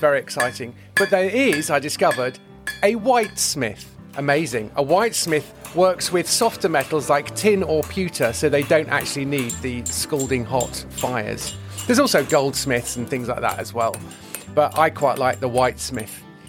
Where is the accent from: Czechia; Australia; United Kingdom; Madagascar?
United Kingdom; Yeovil, South West England; They used to do that in my hometown of Yeovil, where I am at the moment.